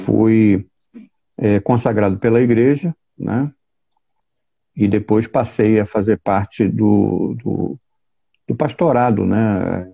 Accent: São Gonçalo, Rio de Janeiro, Brazil; sou oriundo da cidade de São Gonçalo

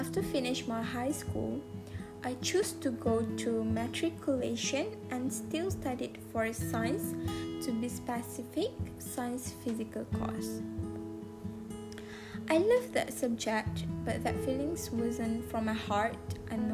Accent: Kelantan, Malaysia; first language Kelantanese Malay; English is a second language; my Kelantanese language, my mother tongue

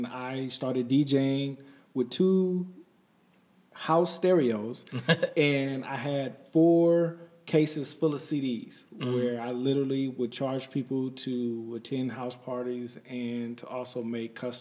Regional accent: Detroit, Michigan, United States; moved away as an adult; also born or lived in East Palo Alto, California / Kentucky; Then I moved to Michigan and then grew up in Detroit

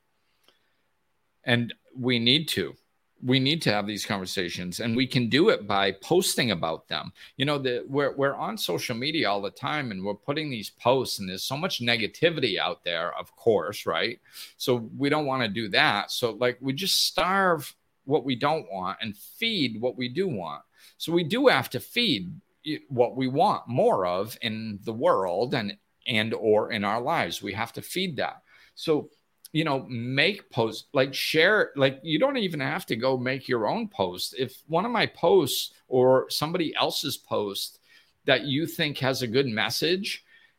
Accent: Massachusetts, United States; moved away; back where I grew up in Massachusetts

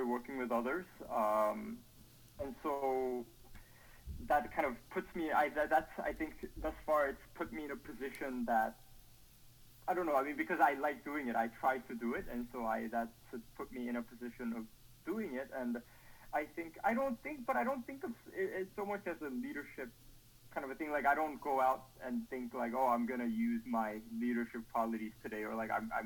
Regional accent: South Korea; moved away; growing up in Korea

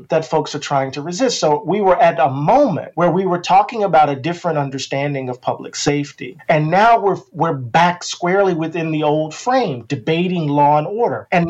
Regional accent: Moss Point, Mississippi, United States; born or raised there

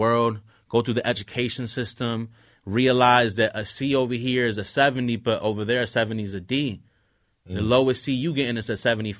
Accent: Philadelphia, Pennsylvania, United States; also born or lived in Puerto Rico; I was born in North Philly, yep.

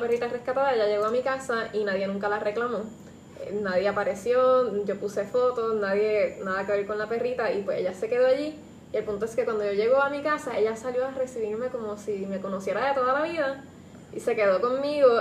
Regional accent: San Juan, Puerto Rico; yo soy de San Juan

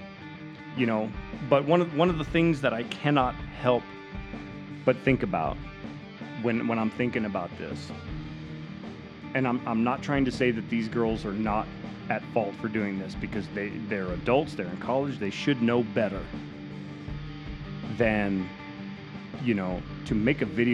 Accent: Oklahoma, United States; also born or lived in Texas; growing up in Oklahoma and around Texas

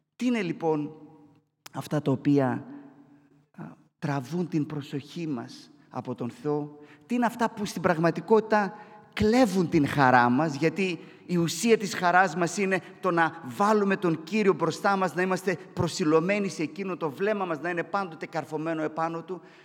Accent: Katerini, Central Macedonia, Greece; όσοι είμαστε από την Κατερίνη

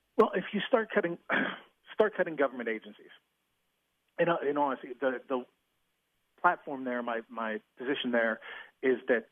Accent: White Oak, Pennsylvania, United States; also born or lived in California; I'm a Pittsburgh native. Grew up in the city of uh, White Oak, which is just outside of McKeesport

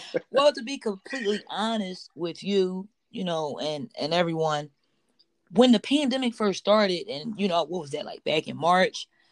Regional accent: Philadelphia, Pennsylvania, United States; I'm born and raised in Philadelphia, Pennsylvania

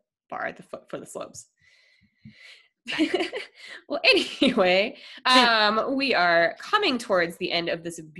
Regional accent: Colorado, United States; moved away; I'm from Colorado

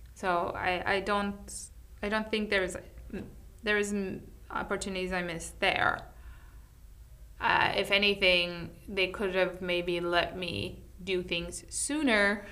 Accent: New York City, New York, United States; moved away; I come from New York City

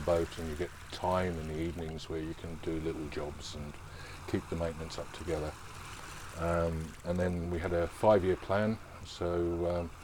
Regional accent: Geelong, Victoria, Australia; moved away as an adult; also born or lived in Fremantle, Australia; I was born and raised in Geelong, Victoria, in the fair country of Australia. Grew up there

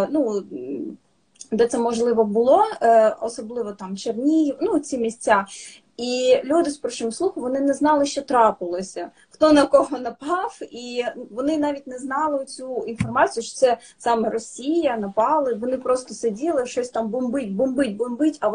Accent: Ukraine; Ми з України.

